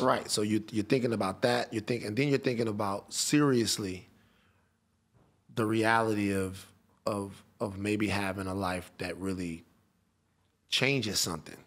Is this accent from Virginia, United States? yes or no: no; Baton Rouge, Louisiana, United States; I'm from Baton Rouge